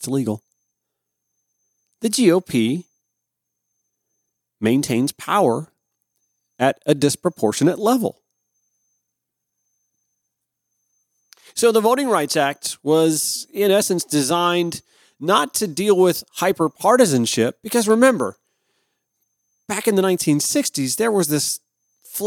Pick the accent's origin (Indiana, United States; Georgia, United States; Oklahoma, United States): Georgia, United States; Columbia County; I grew up in Columbia County